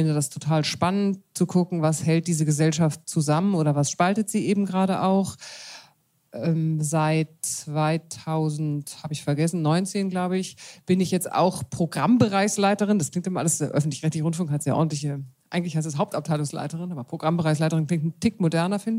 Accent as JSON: {"language": "German", "town": "Munich", "region": "Bavaria", "country": "Germany", "said": "Ich bin, wie ich gerade feststelle, Landratte. Ich komme eigentlich aus München"}